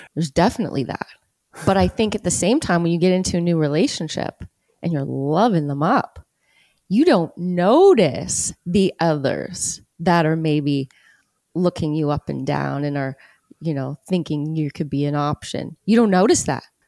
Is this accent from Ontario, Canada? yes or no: yes; Hamilton, Ontario, Canada; Here, born and raised.